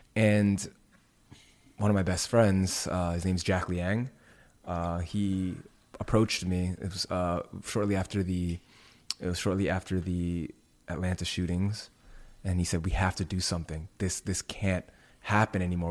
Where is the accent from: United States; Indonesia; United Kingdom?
Indonesia; moved away; my home country of Indonesia.